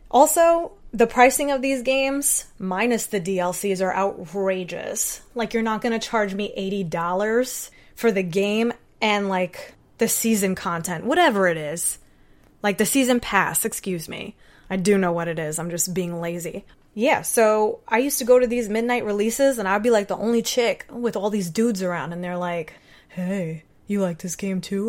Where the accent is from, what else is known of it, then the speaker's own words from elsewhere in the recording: Puerto Rico; I'm Puerto Rican.